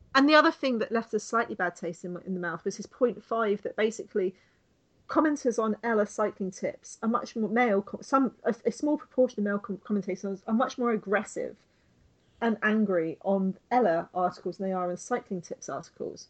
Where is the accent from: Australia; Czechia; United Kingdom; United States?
United Kingdom; me being British